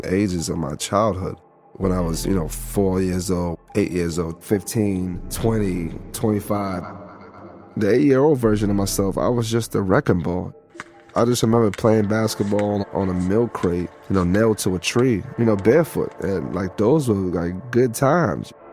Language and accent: English; United States; as an American